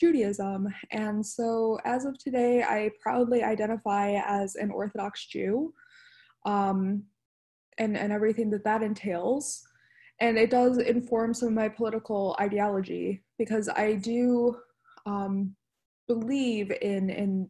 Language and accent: English; Detroit, Michigan, United States; I was raised in Metro Detroit area